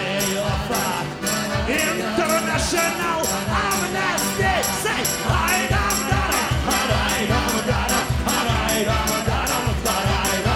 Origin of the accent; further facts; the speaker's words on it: Ukraine; I'm from Ukraine